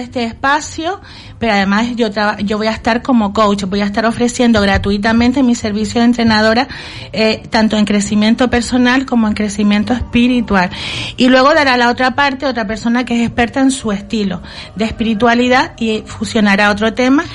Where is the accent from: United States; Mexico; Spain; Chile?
Spain; Las Palmas de Gran Canaria, Canary Islands; now in Telde, Spain; yo procedo de Las Palmas, pero me fui a vivir allá, ¿no? Llevo muchísimos años